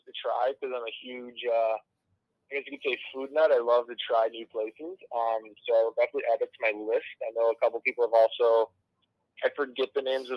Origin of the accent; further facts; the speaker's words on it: Buffalo, New York, United States; moved away as an adult; now in Quad Cities, United States; originally from Buffalo, New York